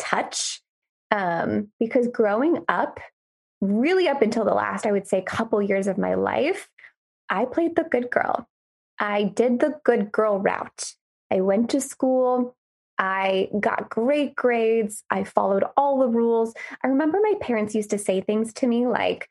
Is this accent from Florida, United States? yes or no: yes; Gainesville, Florida, United States; I grew up and lived in Gainesville, Florida